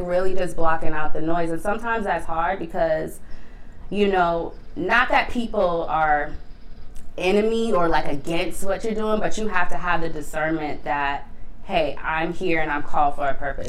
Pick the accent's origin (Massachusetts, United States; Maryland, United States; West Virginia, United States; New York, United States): Massachusetts, United States; Boston; I am born and raised in Boston.